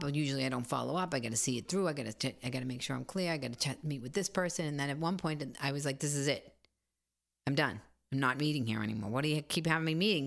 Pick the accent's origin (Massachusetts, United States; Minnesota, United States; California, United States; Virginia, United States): Massachusetts, United States; Boston; I'm from Boston